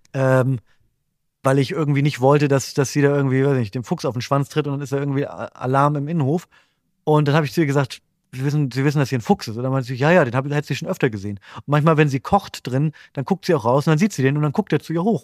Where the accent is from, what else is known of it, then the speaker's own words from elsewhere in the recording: Bremen, Germany; ich komme ja aus Bremen und meine Familie wohnt in der Nähe von Bremen.